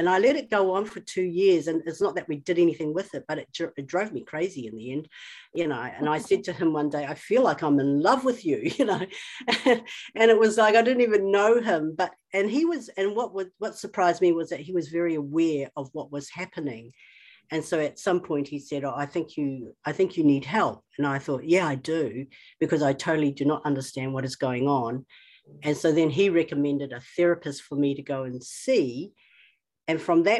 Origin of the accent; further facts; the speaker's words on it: New Zealand; I'm Chinese, but I was born in New Zealand. So right from the outset, I was an oddity, and then I lived in a small town.